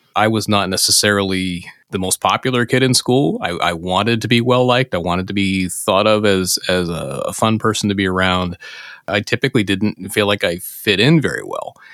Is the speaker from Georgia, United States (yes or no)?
no; Pennsylvania, United States; in my home state of Pennsylvania